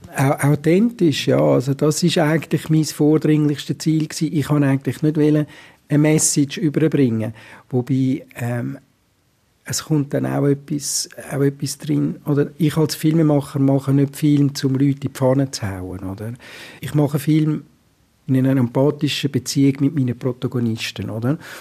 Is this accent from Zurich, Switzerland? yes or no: yes; Zurich, Switzerland; als Zürcher